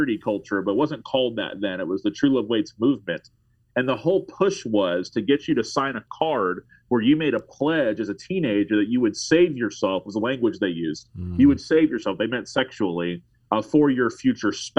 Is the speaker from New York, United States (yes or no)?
no; Tallahassee, Florida, United States; I live in Tallahassee, Florida, pastoring in my hometown